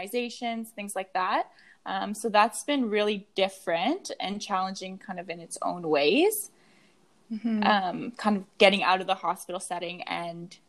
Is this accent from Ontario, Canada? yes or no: no; Moncton, New Brunswick, Canada; moved away as an adult; also born or lived in Montreal; now in Halifax, Canada; I grew up in Montreal and Moncton.